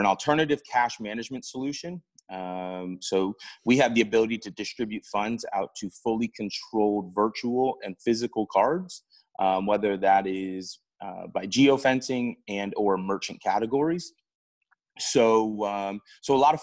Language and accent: English; Port St. Lucie, Florida, United States; also born or lived in Alabama; I am from South Florida, Port St. Lucie to be exact